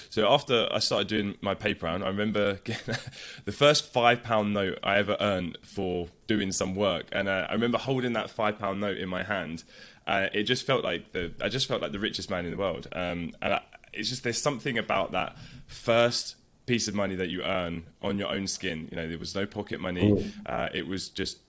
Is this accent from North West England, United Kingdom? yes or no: no; London, United Kingdom; So I'm from London, North London to be specific. I grew up in a place called Enfield